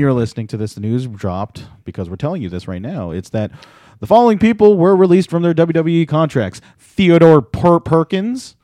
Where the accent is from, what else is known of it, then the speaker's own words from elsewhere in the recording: Philippines; as a Filipino male, a Pinoy